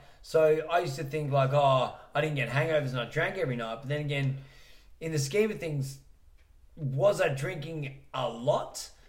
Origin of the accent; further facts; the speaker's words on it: Salisbury, South West England, United Kingdom; And finishing off with a fat washing powder because I'm from Salisbury and I can't afford the real shit.